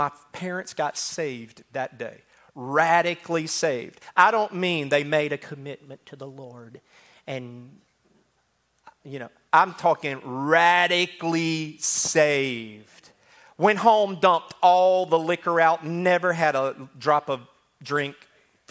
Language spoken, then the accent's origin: English; Mississippi, United States; now in Alabama, United States; I was from Mississippi